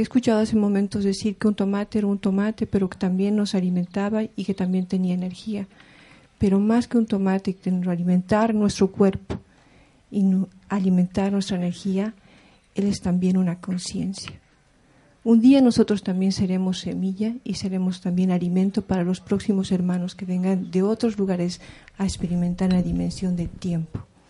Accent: Taraco, La Paz, Bolivia; Yo vengo desde Bolivia, de a orillas de la Titicaca, de la comunidad de Taraco, que está en Tiahuanaco, eh, comunidad aymara

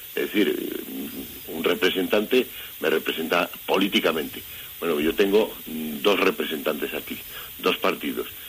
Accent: Valladolid, Castile and León, Spain; yo que vivo en Valladolid, y vamos, que soy vallisoletano

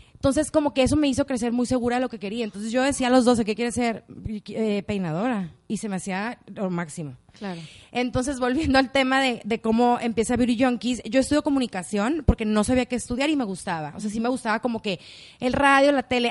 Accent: Culiacán, Sinaloa, Mexico; también soy de Culiacán

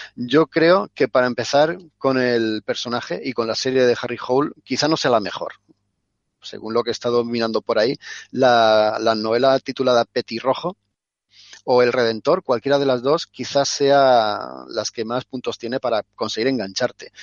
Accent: Spain; somos los españoles

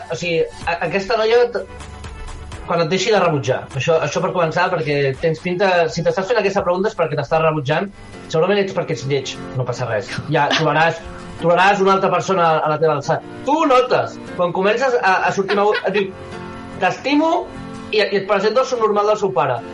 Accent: Catalonia, Spain; soc català

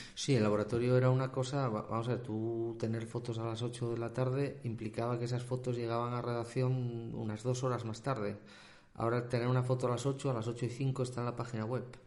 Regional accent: Soto del Barco, Asturias, Spain; soy asturiano, soy asturiano.

